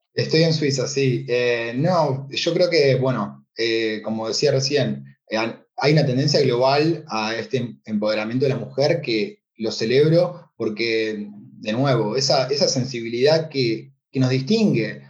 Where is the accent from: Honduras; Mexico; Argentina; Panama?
Argentina; moved away; el corazón argentino y latino que vaya donde vaya, eh, bueno, el acento creo que me delata